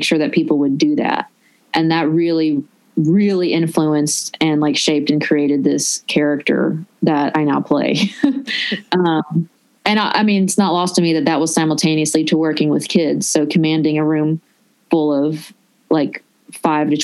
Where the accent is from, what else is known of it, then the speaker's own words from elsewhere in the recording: Nashville, Tennessee, United States; accent: Southern; moved away as an adult; also born or lived in Los Angeles, United States; I'm from Nashville